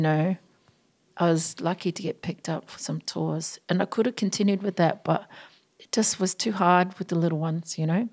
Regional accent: Auckland, New Zealand; also born or lived in Sydney, Australia; now in Australia; I grew up in South Auckland

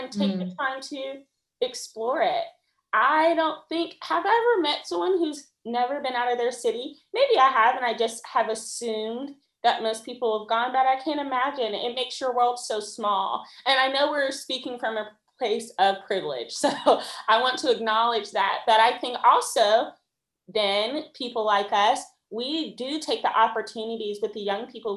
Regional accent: United States; I'm this super wealthy as American.

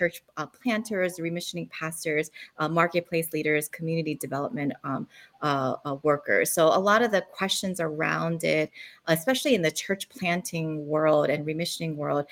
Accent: Philadelphia, Pennsylvania, United States; moved away as an adult; also born or lived in South Korea; now in Honolulu, United States; I was born in South Korea. My family immigrated to the United States to Philadelphia. So I did all my growing up, becoming an adult in West Philadelphia

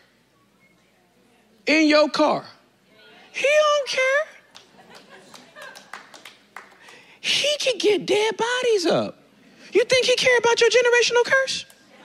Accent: Inglewood, California, United States; Dude from Inglewood. I'm from Inglewood, California. The hood

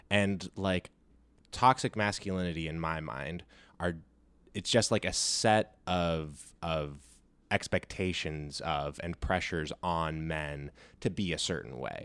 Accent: California, United States; I grew up here in California

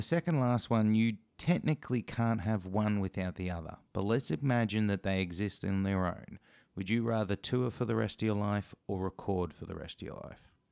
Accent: Australia; as a Aussie podcast show

